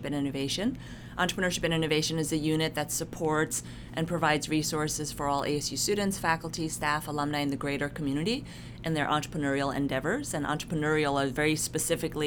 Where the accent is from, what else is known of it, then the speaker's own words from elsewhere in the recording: New York City, New York, United States; moved away as an adult; also born or lived in South Korea; now in Arizona, United States; I'm an immigrant from South Korea. My parents immigrated here when I was a baby. I was raised and grew up in New York City